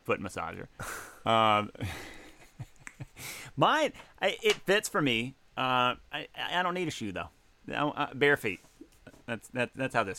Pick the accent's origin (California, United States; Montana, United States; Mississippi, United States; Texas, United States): Mississippi, United States; Mississippi Delta, United States; moved away; my hometown